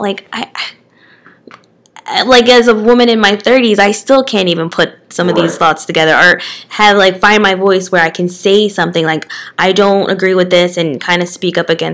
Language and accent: English; Eastern Pennsylvania, United States; I'm from Eastern Pennsylvania